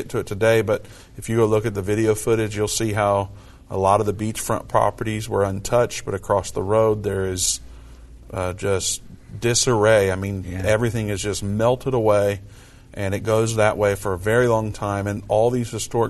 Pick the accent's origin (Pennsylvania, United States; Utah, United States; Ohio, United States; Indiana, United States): Indiana, United States; moved away; I'm from Indiana. We say it a little different up there.